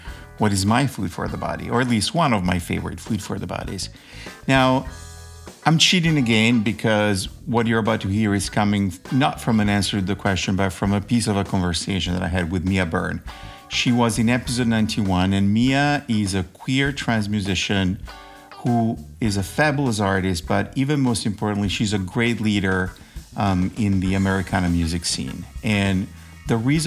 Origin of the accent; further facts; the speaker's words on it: Italy; moved away as an adult; now in United States; I moved to the US about 30 years ago, actually 33 years ago to be exact. And every time I would go back to Italy